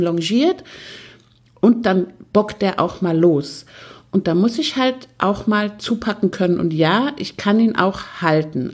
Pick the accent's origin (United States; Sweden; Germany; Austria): Austria; bei uns in Österreich wird das Wort Haflinger mit langem A ausgesprochen